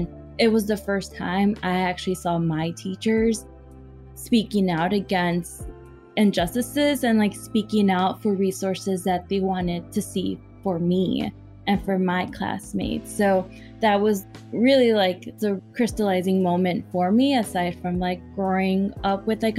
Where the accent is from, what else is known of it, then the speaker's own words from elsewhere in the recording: Chicago, Illinois, United States; being born and raised on the Southwest Side